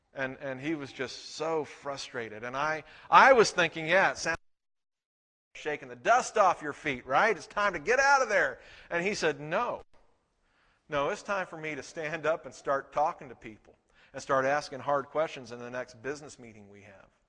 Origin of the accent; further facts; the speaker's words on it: Texas, United States; We're from Texas